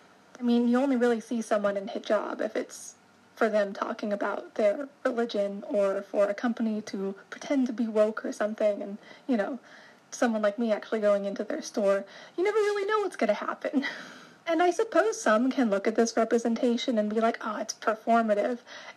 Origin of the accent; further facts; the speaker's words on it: United States; Myself, growing up in the United States